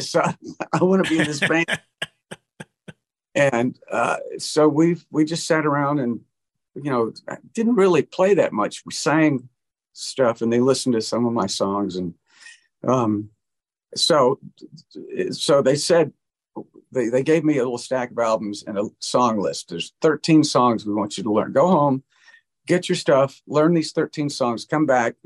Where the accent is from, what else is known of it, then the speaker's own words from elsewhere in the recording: Montgomery, Alabama, United States; moved away as an adult; I went back home to Montgomery, Alabama, where I grew up